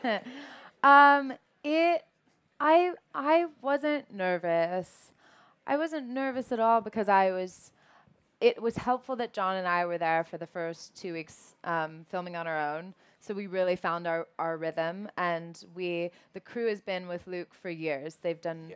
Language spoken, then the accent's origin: English; Savannah, Georgia, United States; I was born in Savannah.